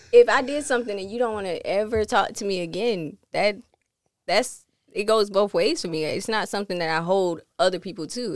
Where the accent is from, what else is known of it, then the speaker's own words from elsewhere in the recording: Chesterfield, South Carolina, United States; I'm from Chesterfield